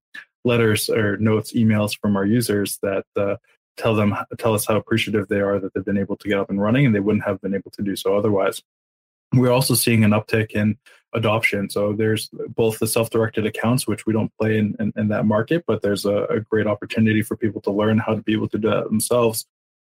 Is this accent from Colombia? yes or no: no; Montreal, Quebec, Canada; We're from Montreal. That's what we do. We've been multilingual since day one. We're born and bred.